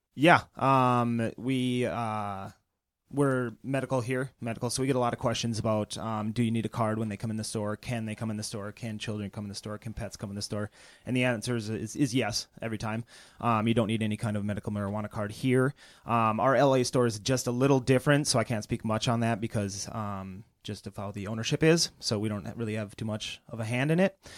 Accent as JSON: {"language": "English", "region": "northern Minnesota", "country": "United States", "tie": "born or raised there", "also_born_or_lived": "Portland, Oregon / Bozeman, Montana", "moved": "as an adult", "lives_now": "Chicago, United States", "said": "I grew up in, uh, northern Minnesota"}